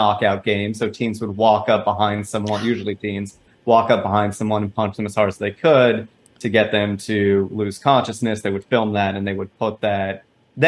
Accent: Los Angeles, California, United States; I grew up in Los Angeles, California.

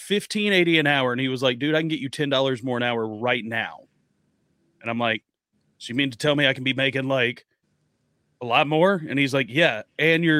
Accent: United States; we're American over here

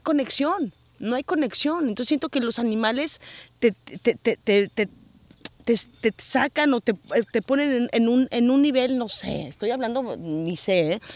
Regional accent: Mexico; moved away as an adult; now in United States; yo amo México y me hubiera encantado no haberme tenido que, que, salir de México

